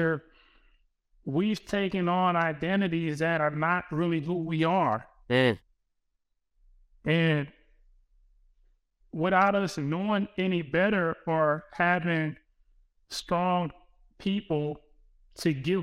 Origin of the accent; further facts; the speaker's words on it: Compton, California, United States; the way of life for the people who I grew up with, family, and I'm from Compton